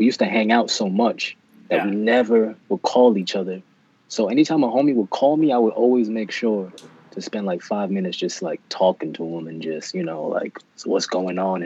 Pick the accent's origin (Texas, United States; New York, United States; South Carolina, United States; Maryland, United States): New York, United States; New York City; moved away as an adult; also born or lived in North Carolina; people that I grew up with in Brooklyn and Manhattan